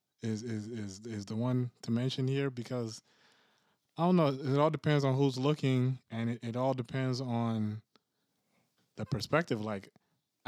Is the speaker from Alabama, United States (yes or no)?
no; Fredericksburg, Virginia, United States; also born or lived in Maryland; I grew up in Maryland and Fredericksburg, Virginia